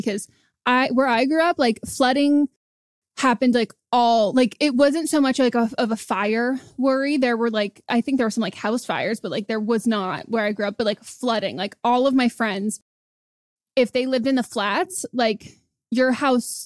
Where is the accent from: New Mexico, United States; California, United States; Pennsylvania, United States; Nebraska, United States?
California, United States; Marin; now in Los Angeles, United States; I grew up near San Francisco. I grew up in Marin